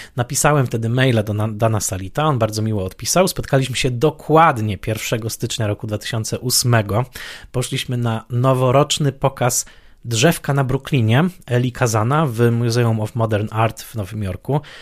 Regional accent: Poland; z perspektywy dzieciaka lat 80. w Polsce

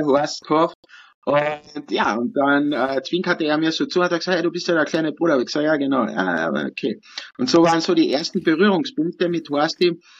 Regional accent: Kühnsdorf, Carinthia, Austria; ich bin ja in Künstdorf aufgewachsen

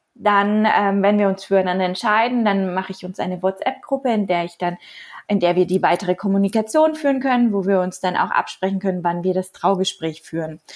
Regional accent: Nuremberg, Bavaria, Germany; also born or lived in Postbauer-Heng; Ich komme aus Nürnberg und halte meine freie Reden in und um Nürnberg herum

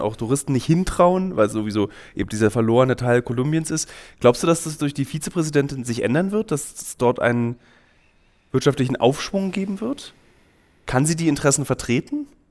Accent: Berlin, Germany; ich bin Berliner, mhm. ich würde halt kaputt gehen am Heimweh. Ich würde einfach meine Stadt mhm. Berlin vermissen.

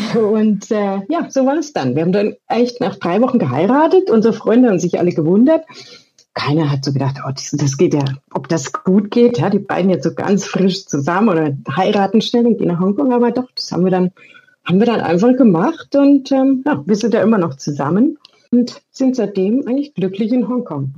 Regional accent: Erlangen, Bavaria, Germany; moved away as an adult; now in Hong Kong; ich komme auch aus Erlangen

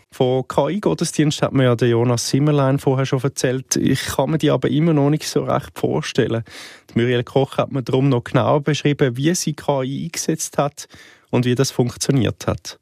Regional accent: Switzerland; auch bei uns in der Schweiz

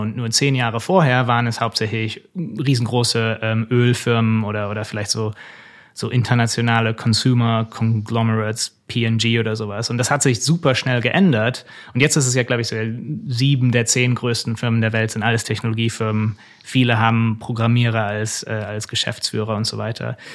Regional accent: Germany; moved away as an adult; also born or lived in United States; als Deutscher

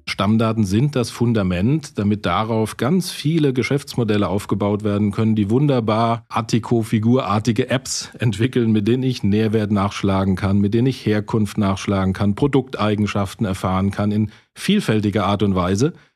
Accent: Rhineland-Palatinate, Germany; als Pfälzer

